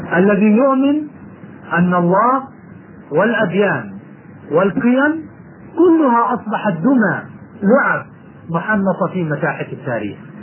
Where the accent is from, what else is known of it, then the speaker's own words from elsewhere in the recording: Jordan; عندنا في الأردن